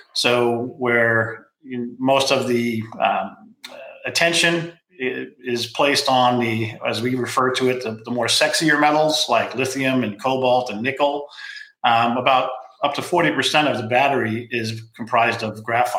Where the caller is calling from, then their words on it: California, United States; I'm dialing in from California. Rainy California right now.